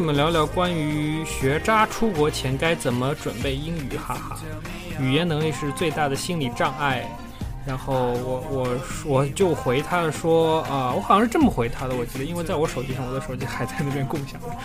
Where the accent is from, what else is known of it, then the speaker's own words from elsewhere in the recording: Shanghai, China; 我是上海人啊